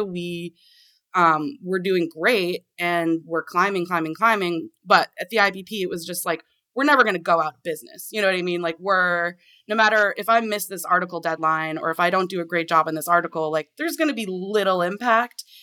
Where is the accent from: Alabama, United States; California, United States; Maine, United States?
Maine, United States; Portland; now in Washington, D.C., United States; since I grew up in Maine. Like, when I, I'm from the Portland area